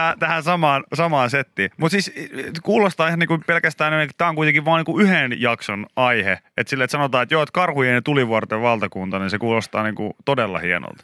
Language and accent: Finnish; Pori, Satakunta, Finland; Mä oon porilainen